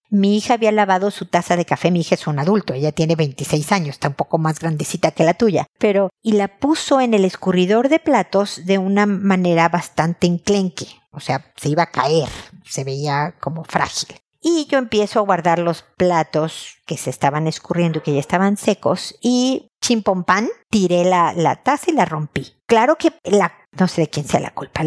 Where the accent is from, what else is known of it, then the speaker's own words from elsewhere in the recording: Mexico; mi tierra, en México